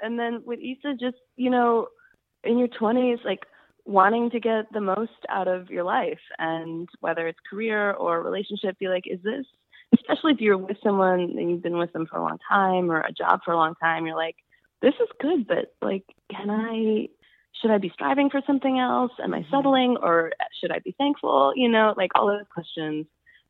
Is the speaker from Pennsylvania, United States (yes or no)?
no; Chicago, Illinois, United States; now in New York, United States; Yeah, I'm originally from Chicago, but I've lived in New York for about 10 years.